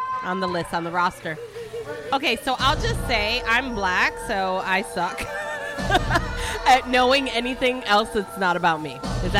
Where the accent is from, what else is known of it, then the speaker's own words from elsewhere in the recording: Detroit, Michigan, United States; now in Florida, United States; I came from Detroit.